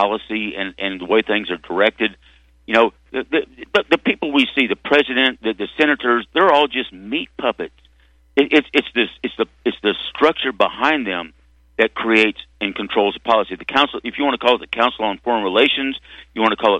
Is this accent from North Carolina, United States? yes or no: no; Arkansas, United States; I grew up in Arkansas